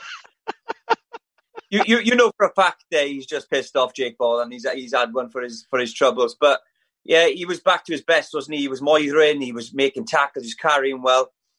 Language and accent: English; Wales, United Kingdom; I even as a Welshman